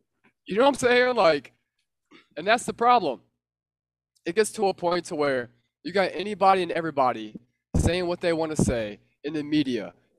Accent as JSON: {"language": "English", "country": "United States", "said": "as an American, as a young American"}